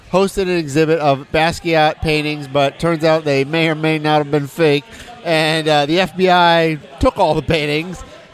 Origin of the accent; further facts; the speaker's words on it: Michigan, United States; moved away; I grew up in Michigan.